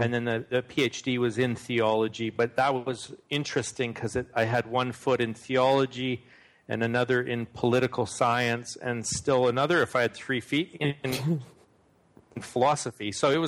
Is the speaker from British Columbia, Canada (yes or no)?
no; Manitoba, Canada; born there; No, actually, I was born in Manitoba, which is like right near the border of North Dakota. So some Americans mistake my accent for a Minnesotan accent, actually, or someone from Fargo.